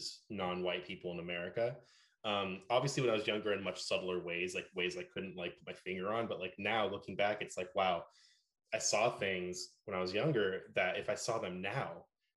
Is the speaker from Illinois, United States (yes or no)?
no; Oakland, California, United States; growing up in the Bay Area, and especially in Oakland